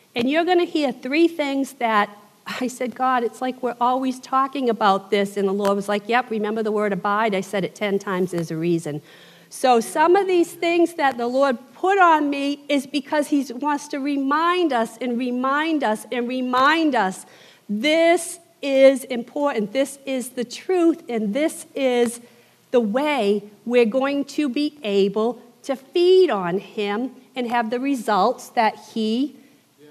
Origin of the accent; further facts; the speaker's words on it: southern New England, United States; accent: Yankee; moved away as an adult; I am from the South, I'm from southern New England. I've been down here 24 years.